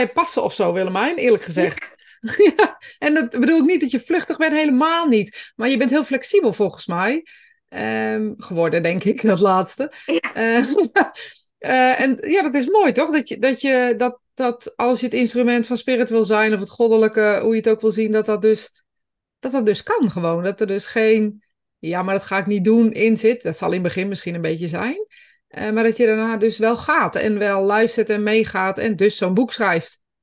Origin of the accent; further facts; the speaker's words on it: Greece; now in Netherlands; ik kom zelf uit Griekenland